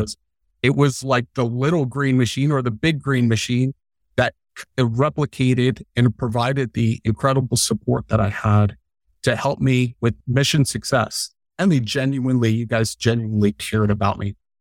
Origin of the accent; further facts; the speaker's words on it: Arizona, United States; also born or lived in Long Island, New York; I grew up in Long Island, New York, moved to Arizona when I was a wee little guy. I know Arizona way better than I know New York.